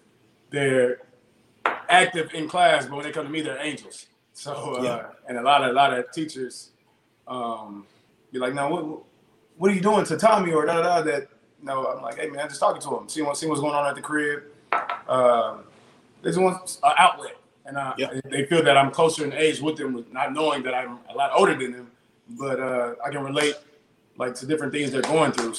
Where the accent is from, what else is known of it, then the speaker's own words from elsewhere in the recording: Houston, Texas, United States; Born and raised in Houston, Texas